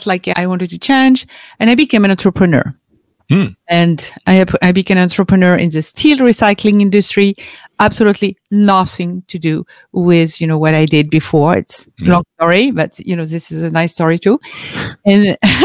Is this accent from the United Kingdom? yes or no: no; France; English is a second language; I was born and raised in France